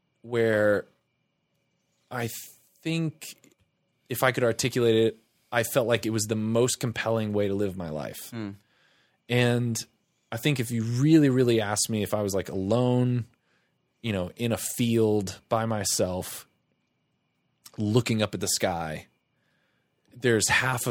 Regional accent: Tampa, Florida, United States; We moved around a lot, but for the most part, Tampa.

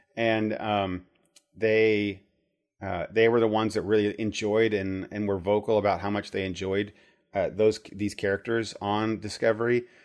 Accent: Midwest, United States; I grew up in the Midwest

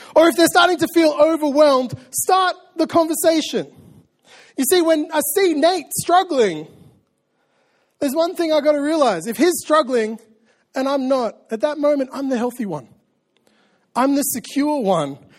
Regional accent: Australia; I'm an Australian and I say, oh, yeah, all the time.

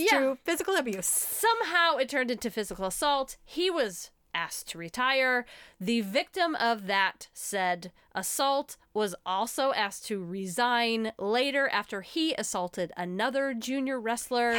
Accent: United States; As American women

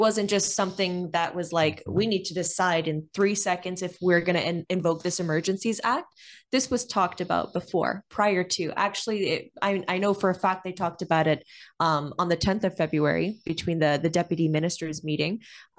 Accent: Canada; I don't feel very protected as a Canadian.

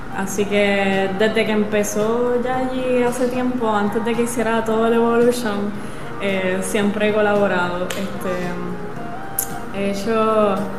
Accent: Puerto Rico; moved away as an adult; also born or lived in New York / Italy; Yo estando fuera de Puerto Rico, ahí comienza como que esa nostalgia de eh, estar lejos del mar, el mar donde yo nací

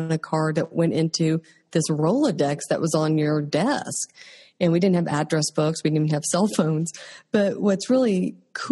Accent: Oklahoma, United States; I'm from Oklahoma.

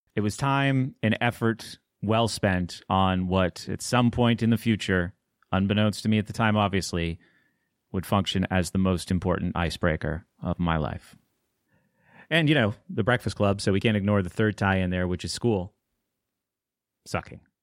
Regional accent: New Hampshire, United States; now in Pittsburgh, United States; I grew up in New Hampshire

